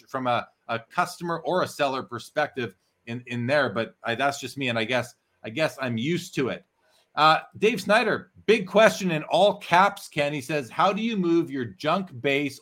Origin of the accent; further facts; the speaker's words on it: Canada; a Canadian who's been setting up that show for 17 years now